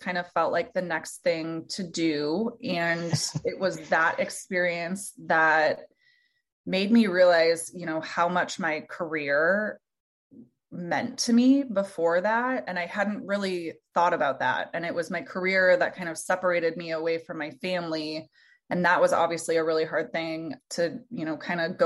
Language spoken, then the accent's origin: English; Minnesota, United States; moved away as an adult; now in Iowa, United States; I was born and raised in Minnesota